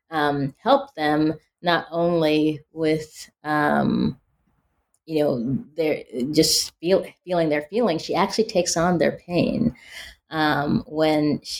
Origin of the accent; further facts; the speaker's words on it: Pacific Northwest, United States; growing up in the Pacific Northwest, uh, you know, people assume when you're black, oh, you grew up in the South or in the inner city or you're urban.